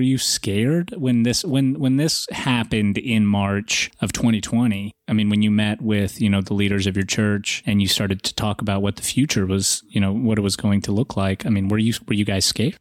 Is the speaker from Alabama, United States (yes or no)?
no; Atlanta, Georgia, United States; also born or lived in Russia; I'm, I'm from Russia. My parents didn't grow up in a religious country under communism. You know, we didn't practice religion. So we never really had an opportunity, nor did we really understand or want uh, to understand uh, what r- religion was. And I grew up in Atlanta